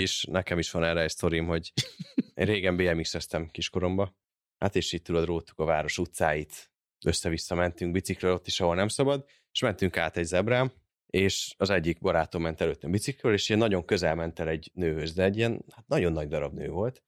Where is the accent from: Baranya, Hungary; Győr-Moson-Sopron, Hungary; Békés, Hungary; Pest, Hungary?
Pest, Hungary; Érd; Én érden, érden nőttem föl, az is hát nem falu, kisváros volt mindig is